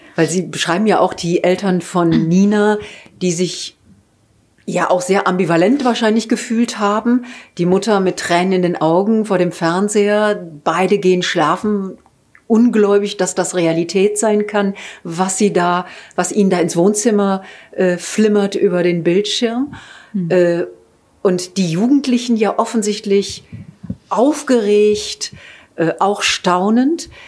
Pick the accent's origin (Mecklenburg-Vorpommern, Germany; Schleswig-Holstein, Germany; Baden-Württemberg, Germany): Mecklenburg-Vorpommern, Germany; Rostock; ich war in Rostock, also in meiner Heimatstadt